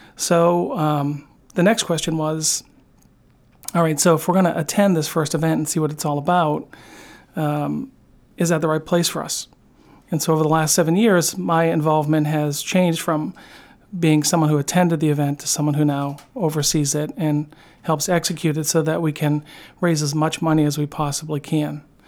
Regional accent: outside of Boston, Massachusetts, United States; growing up outside of Boston

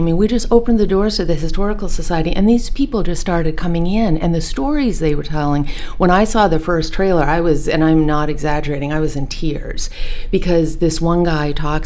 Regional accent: Bar Harbor, Maine, United States; We actually didn't move to Bar Harbor till I was four.

